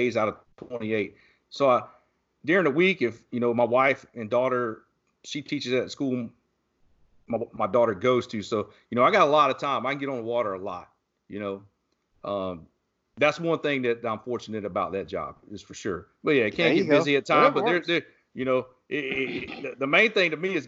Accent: St. Simons Island, Georgia, United States; moved away; That's what we would do growing up in Southeast Georgia. Same thing. I was on St. Simon's Island

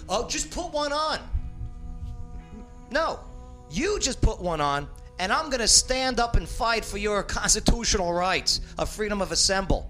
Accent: New Jersey, United States; accent: New York; moved away as an adult; also born or lived in Nyack, New York; now in Clarksville, United States; I'm a Jersey born, New York lived

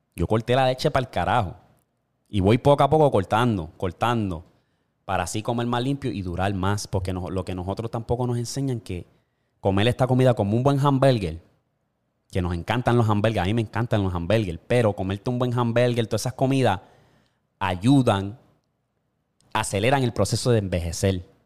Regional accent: Puerto Rico; yo me crié en Puerto Rico

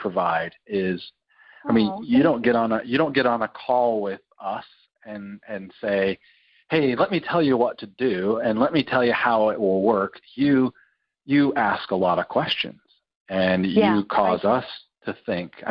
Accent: Utah, United States; my whole family being, growing up in Utah, they're not drinkers.

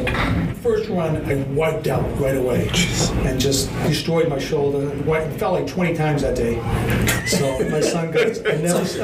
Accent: Boston, Massachusetts, United States; I grew up in Brighton.

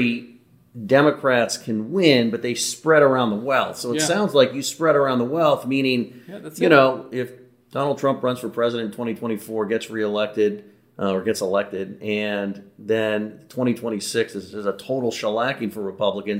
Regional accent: California, United States; I'm from California.

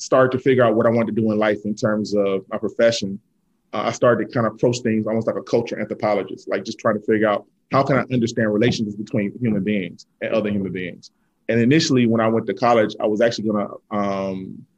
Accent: Selma, Alabama, United States; I was born in Selma, Alabama

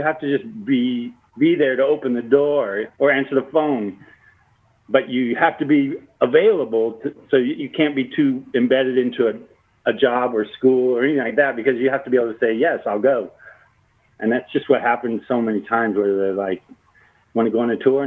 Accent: South Bay, Southern California, United States; moved away; also born or lived in Spokane; I grew up in the South Bay, Southern California

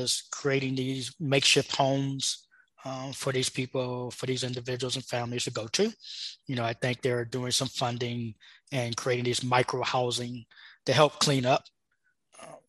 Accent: Los Angeles, California, United States; moved away; also born or lived in Arizona; I was born in Los Angeles, and I left Los Angeles 27 years ago

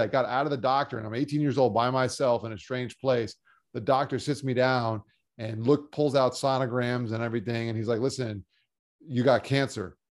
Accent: South Florida, United States; also born or lived in Long Island, New York; Grew up down here in South Florida playing sports and going to school

